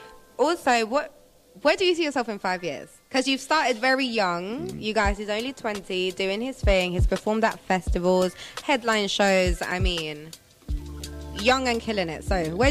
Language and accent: English; Venezuela; now in London, United Kingdom; I wasn't born in London, you know. I was born in Venezuela.